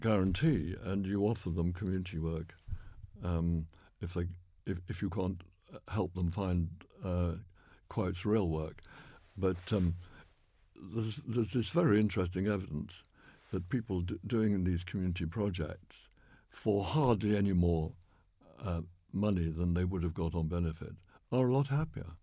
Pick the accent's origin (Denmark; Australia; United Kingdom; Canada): United Kingdom; Oxford, South East England; I grew up in North Oxford